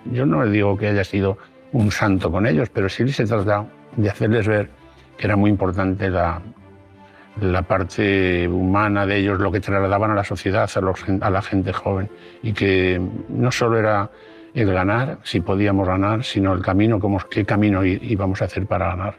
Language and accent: Spanish; Salamanca, Castile and León, Spain; soy de Salamanca